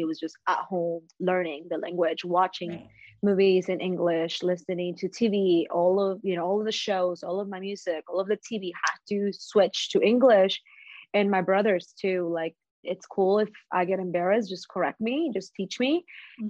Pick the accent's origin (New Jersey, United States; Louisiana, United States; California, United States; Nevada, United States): Nevada, United States; Las Vegas; So I grew up here in Las Vegas and I've stayed.